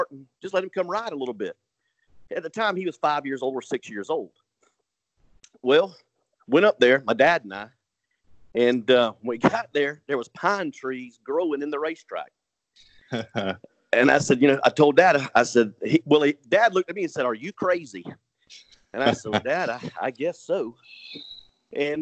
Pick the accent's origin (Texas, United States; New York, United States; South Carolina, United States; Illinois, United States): South Carolina, United States; Lowcountry of; also born or lived in Hilton Head, South Carolina; I grew up down in the Lowcountry of South Carolina